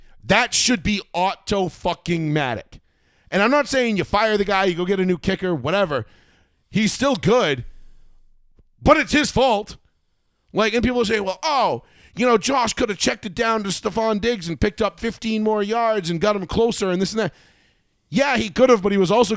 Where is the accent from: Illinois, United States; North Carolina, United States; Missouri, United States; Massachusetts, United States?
Massachusetts, United States; New Bedford; we're from New Bedford, and we know how to pronounce Pacheco